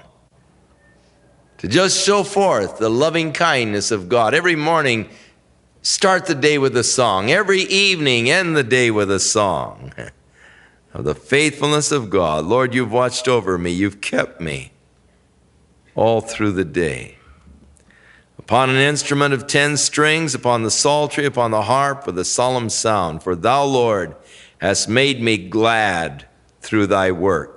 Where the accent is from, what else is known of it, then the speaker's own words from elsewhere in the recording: Ventura, California, United States; growing up in Ventura